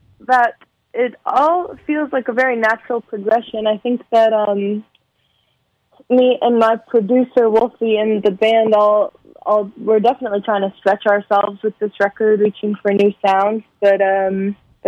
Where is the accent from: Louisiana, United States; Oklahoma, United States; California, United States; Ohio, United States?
California, United States; Los Angeles; the San Fernando Valley, where I'm from